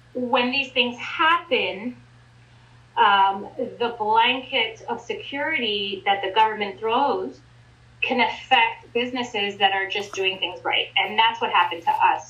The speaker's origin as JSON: {"language": "English", "region": "Ontario", "country": "Canada", "tie": "born or raised there", "said": "I was raised in Ontario"}